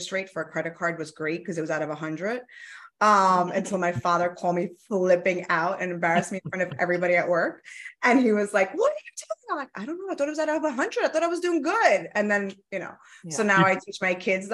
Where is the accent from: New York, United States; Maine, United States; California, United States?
New York, United States; New York City; first language Italian; English is a second language; So I am from Queens, born and raised.